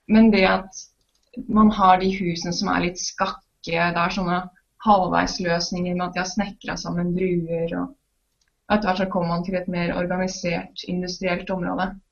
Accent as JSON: {"language": "Norwegian", "town": "Trondheim", "region": "Trøndelag", "country": "Norway", "said": "jeg er fra Trondheim"}